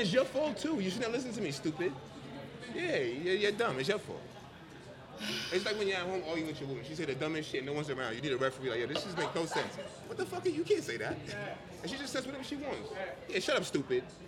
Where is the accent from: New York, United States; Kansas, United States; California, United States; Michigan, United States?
New York, United States; New York City; also born or lived in Jamaica; from Jamaica, born in Jamaica, raised in the Bronx